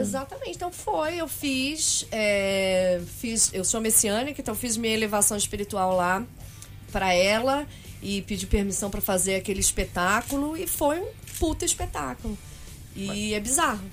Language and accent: Portuguese; São Paulo, Brazil; eu nasci em São Paulo, como vocês perguntaram antes. Eu nasci em Arthur Alvim.